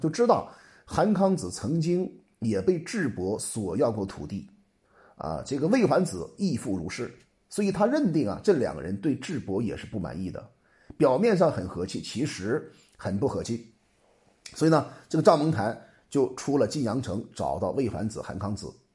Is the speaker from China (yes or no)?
yes; China; 我们中国人